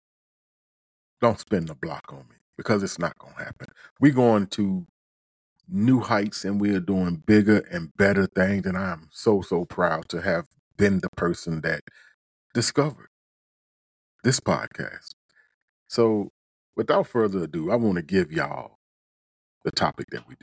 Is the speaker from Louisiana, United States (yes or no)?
yes; Tallulah, Louisiana, United States; moved away; also born or lived in Kennesaw, Georgia / Hagerstown, Maryland; from Tallulah, Louisiana. I'm a small town boy by way of Kennesaw, Georgia. Shout out to my hometown